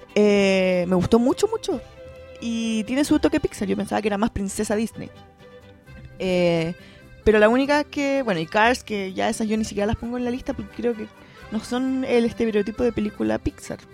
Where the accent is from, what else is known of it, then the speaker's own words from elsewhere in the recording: Chile; nosotros como chilenos nos sentimos tan poco latinos